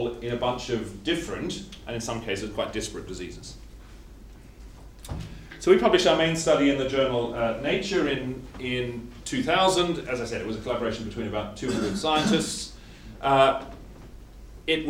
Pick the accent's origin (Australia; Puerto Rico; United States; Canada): Australia; I'm Australian, not English